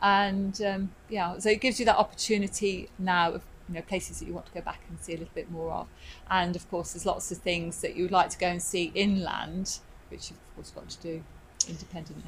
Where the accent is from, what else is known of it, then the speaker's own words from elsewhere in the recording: Midlands, United Kingdom; moved away as an adult; I'm from the Midlands, so of course, you know, you don't really have that much involvement with the sea